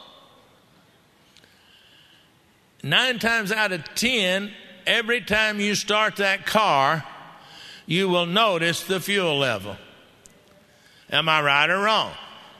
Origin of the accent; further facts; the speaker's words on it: Texas, United States; I'm a Texan